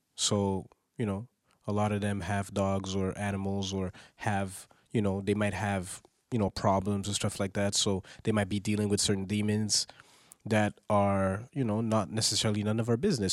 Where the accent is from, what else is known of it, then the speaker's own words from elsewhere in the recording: Montreal, Quebec, Canada; I was raised on music from the South, and I'm from Montreal